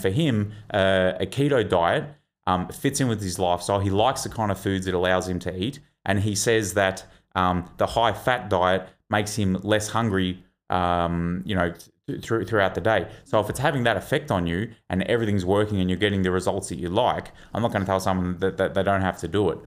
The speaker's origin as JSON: {"language": "English", "region": "Victoria", "country": "Australia", "said": "I'm from Victoria"}